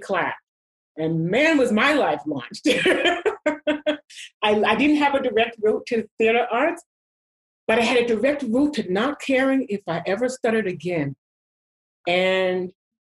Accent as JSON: {"language": "English", "town": "New York City", "region": "New York", "country": "United States", "tie": "born or raised there", "moved": "yes", "said": "I grew up in New York, as you know, and I used to go to theater"}